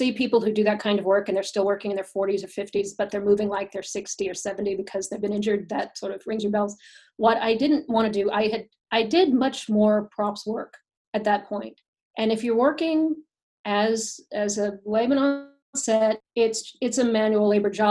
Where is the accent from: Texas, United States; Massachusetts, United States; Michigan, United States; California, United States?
Texas, United States; Fort Worth; also born or lived in Dallas / San Diego; now in Los Angeles, United States; I'm from Fort Worth